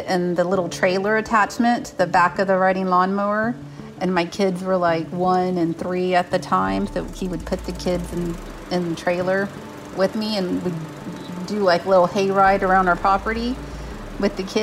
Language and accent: English; San Antonio, Texas, United States; I grew up in San Antonio, Texas, on the southwest side of town.